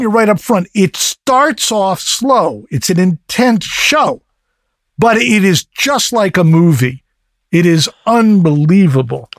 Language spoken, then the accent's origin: English; East Coast, United States; moved away; I grew up on the East Coast